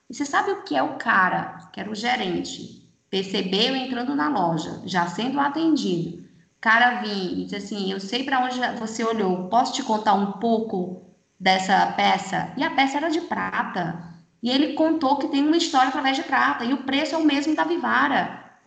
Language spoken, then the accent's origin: Portuguese; Fortaleza, Ceará, Brazil; moved away as an adult; Eu, eu, sou de Fortaleza, né? Estou aqui há 13 anos